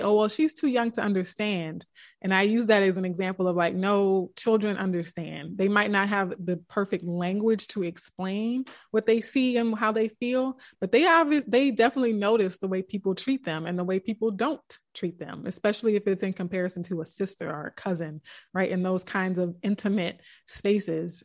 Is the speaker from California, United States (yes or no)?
no; South Louisiana, United States; we grew up in South Louisiana